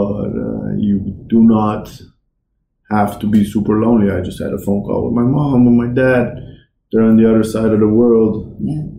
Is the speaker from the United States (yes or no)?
no; Netherlands; also born or lived in Iran; I was born in Iran until I was 6. I lived there. In Iran, we moved houses, I think, 3-4 times until I was 6. Two different cities. Then we moved to the Netherlands, and in the Netherlands, I think we moved houses every 3-4 years.